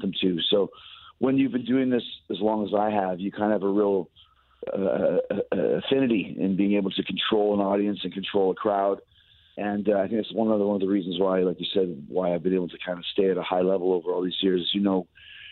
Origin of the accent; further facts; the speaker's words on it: Winnipeg, Manitoba, Canada; also born or lived in St. Louis; I am from Winnipeg